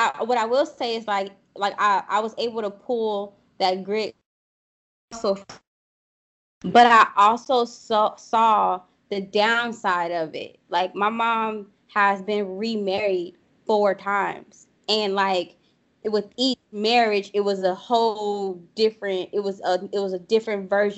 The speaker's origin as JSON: {"language": "English", "town": "New Orleans", "region": "Louisiana", "country": "United States", "said": "I'm from the boot, honey. I'm from New Orleans."}